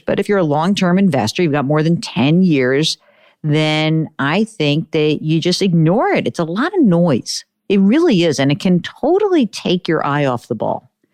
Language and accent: English; New York, United States; I'm a Jew from New York